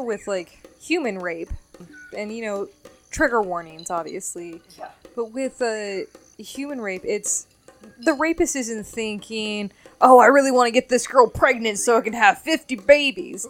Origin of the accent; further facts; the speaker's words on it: Nevada, United States; growing up in Nevada